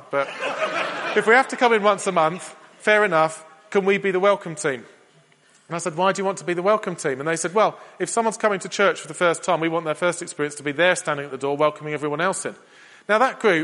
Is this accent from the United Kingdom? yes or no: yes; England, United Kingdom; We're English